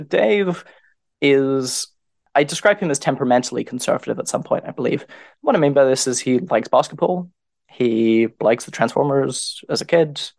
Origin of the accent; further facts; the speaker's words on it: United Kingdom; I'm a British writer